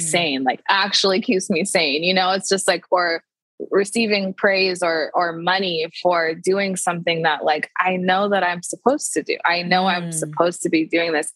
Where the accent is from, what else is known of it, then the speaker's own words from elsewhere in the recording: Tacoma, Washington, United States; now in Seattle, United States; I am from Tacoma, Washington, which is like 45 minutes south of Seattle.